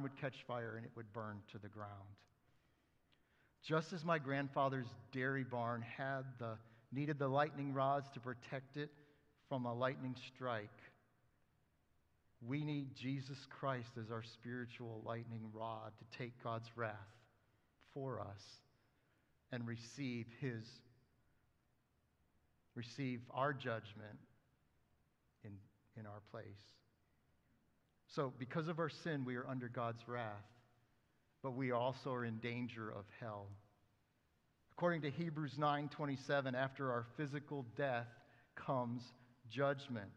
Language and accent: English; Western New York State, United States; I grew up in Western New York State